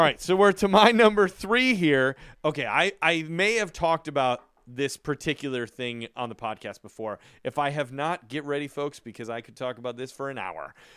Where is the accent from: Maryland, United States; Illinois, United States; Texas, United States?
Illinois, United States; Chicago; moved away; also born or lived in New York / California / Florida; growing up in Chicago and many years, uh, living in New York